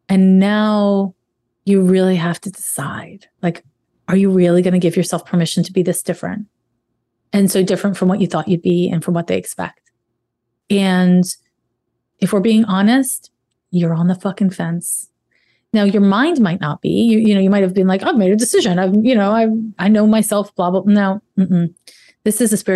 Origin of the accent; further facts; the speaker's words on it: Canada; I'm Canadian.